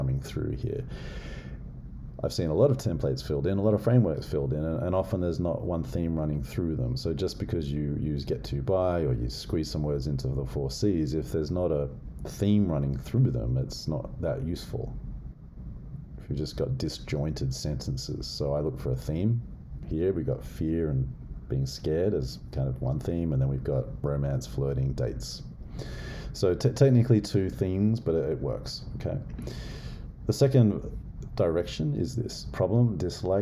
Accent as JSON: {"language": "English", "country": "Australia", "moved": "yes", "said": "I know I'm a white dude, but as an Aussie"}